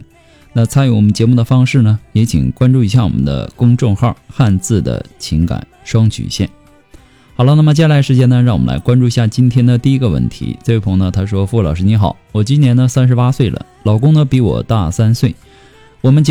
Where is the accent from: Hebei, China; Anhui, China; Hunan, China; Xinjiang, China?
Hunan, China; now in Guizhou, China; 我老家呢是湖南的，老公家是贵州的。我嫁到了贵州